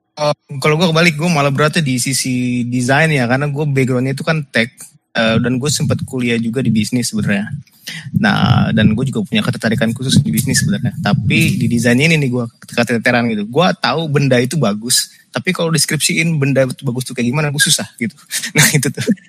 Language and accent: Indonesian; Indonesia